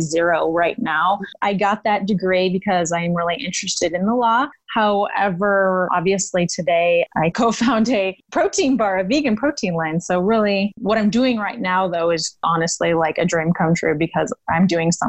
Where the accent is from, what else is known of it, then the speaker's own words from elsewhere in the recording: Denver, Colorado, United States; I am from Denver, Colorado. Growing up, pretty much all I did was play sports and live outside with my family. Both my parents are from our transplant. So growing up in Colorado was really fun